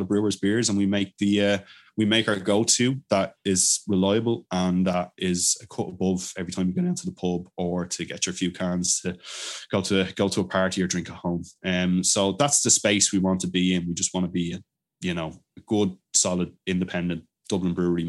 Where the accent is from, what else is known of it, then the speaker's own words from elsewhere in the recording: Bamberg, Bavaria, Germany; I'm from Bamberg in Germany.